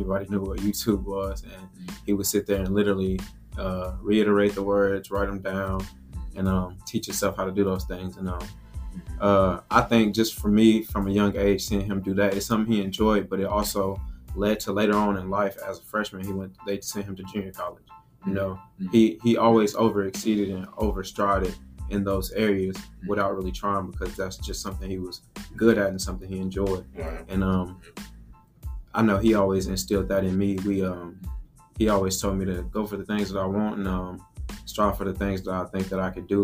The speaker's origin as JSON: {"language": "English", "town": "Nashville", "region": "Tennessee", "country": "United States", "tie": "born or raised there", "also_born_or_lived": "Dickson, Tennessee", "said": "I'm from Nashville, Tennessee, and born and raised 18 years"}